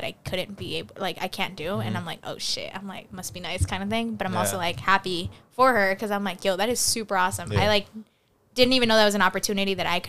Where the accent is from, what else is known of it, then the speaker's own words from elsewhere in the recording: California, United States; I'm from California.